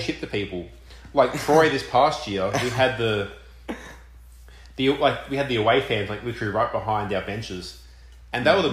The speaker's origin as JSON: {"language": "English", "town": "Melbourne", "region": "Victoria", "country": "Australia", "accent": "Australian", "moved": "as an adult", "lives_now": "Richmond, United States", "said": "coming to Richmond, and yeah, I'm from Melbourne, so Melbourne's a huge city"}